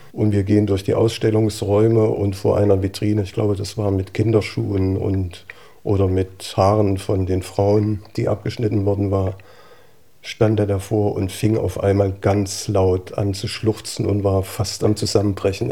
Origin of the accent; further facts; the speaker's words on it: Gera, Thuringia, Germany; ich bin in Gera groß geworden